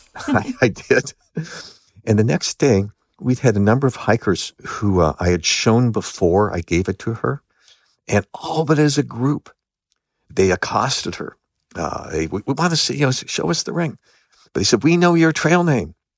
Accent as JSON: {"language": "English", "town": "Los Angeles", "region": "California", "country": "United States", "tie": "born or raised there", "said": "I grew up in Los Angeles."}